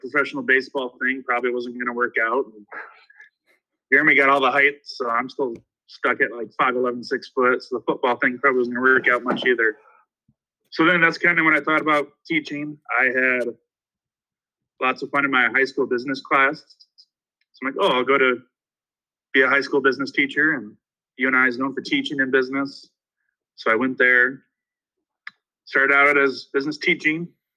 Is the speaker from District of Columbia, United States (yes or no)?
no; Denison, Iowa, United States; moved away as an adult; now in Red Oak, United States; I student taught around my hometown, Denison